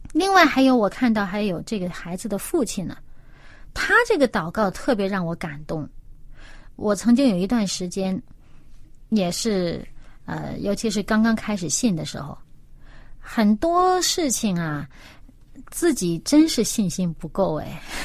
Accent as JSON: {"language": "Chinese", "country": "China", "said": "我们中国人"}